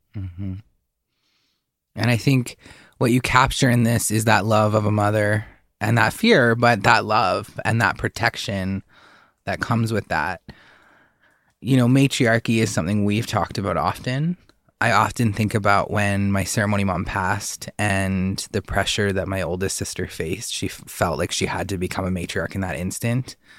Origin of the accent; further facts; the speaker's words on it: southern British Columbia, Canada; I grew up in southern B C